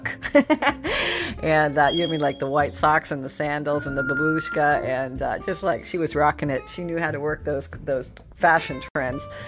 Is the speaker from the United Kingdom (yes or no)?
no; Canada; moved away; growing up in Canada where we had snow